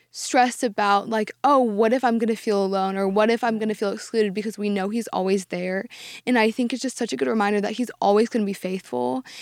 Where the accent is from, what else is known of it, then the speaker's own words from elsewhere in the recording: Dallas, Texas, United States; I've lived in Dallas my entire life